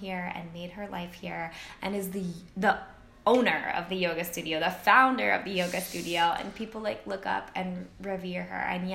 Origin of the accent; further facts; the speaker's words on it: United States; moved away as an adult; now in Spain; I will never stop being American